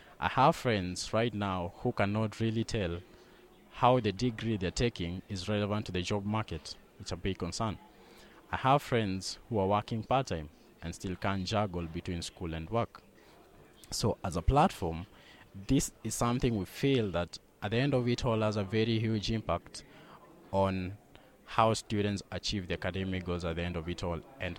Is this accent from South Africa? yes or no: no; Kenya; I'm from Kenya, and we run a small company with a few of my friends called AirClip